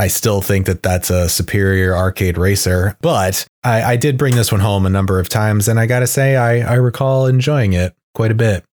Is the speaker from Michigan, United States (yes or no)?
no; Maine, United States; my hometown in Maine